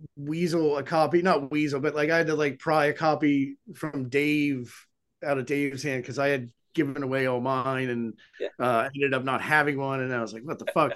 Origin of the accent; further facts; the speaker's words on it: Souderton, Pennsylvania, United States; born or raised there; moved away as an adult; now in Philadelphia, United States